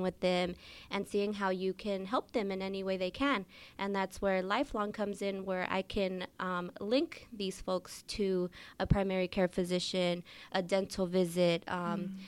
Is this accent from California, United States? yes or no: yes; Oakland, California, United States; growing up in West Oakland